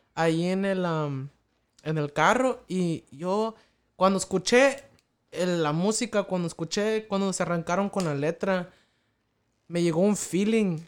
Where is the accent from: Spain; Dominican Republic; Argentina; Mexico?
Mexico; en el pueblo, allá de donde soy yo, ya de, San Antonio, Pachuquilla